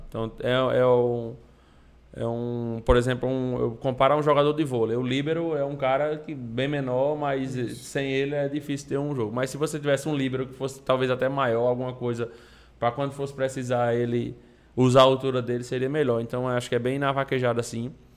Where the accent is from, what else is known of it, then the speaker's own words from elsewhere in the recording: Patos, Paraíba, Brazil; fui criado no sítio, lá em Patos